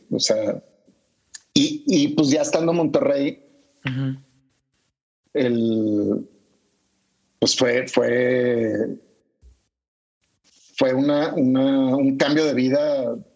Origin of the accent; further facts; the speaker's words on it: Panama; vengo de Panamá